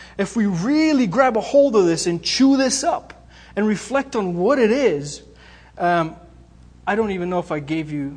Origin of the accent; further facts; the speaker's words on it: Bulgaria; moved away; also born or lived in Greece; I grew up in Bulgaria. I was born there. We moved to Greece.